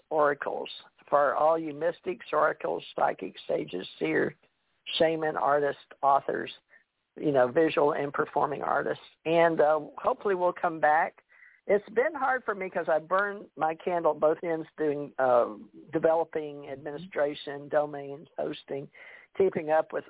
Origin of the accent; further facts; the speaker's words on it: Monroe, Louisiana, United States; born there; now in Beaver Dam, United States; I'm from the South. I was born in Monroe, Louisiana, but when I traveled the world I was government trained, and I didn't have any accent. But I've lived the last 20 years in Beaver Dam, Kentucky